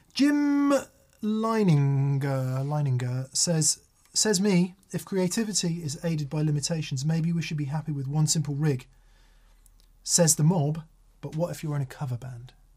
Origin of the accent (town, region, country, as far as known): Macclesfield, North West England, United Kingdom